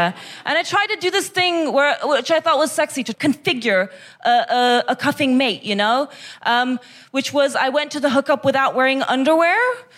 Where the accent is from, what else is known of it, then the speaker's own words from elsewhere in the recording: Kazakhstan; It's because I'm from Kazakhstan.